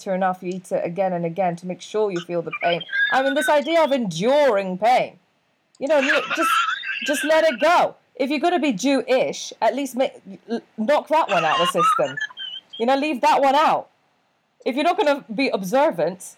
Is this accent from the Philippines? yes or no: no; Saudi Arabia; I was born in Saudi Arabia in a Muslim country to a Catholic, devout Catholic mother and to a non-fussed Protestant English father